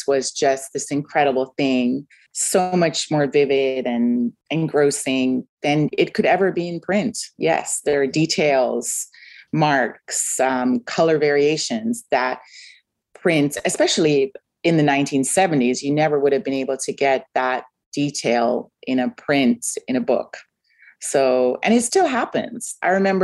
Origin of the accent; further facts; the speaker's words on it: Kingston, Surrey, Jamaica; moved away; I grew up in Kingston, Jamaica